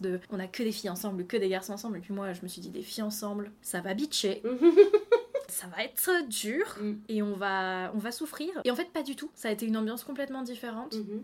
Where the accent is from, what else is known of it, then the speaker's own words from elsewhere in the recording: France; moved away as an adult; now in South Korea; j'ai 25 ans. Je suis française et j'habite en Corée.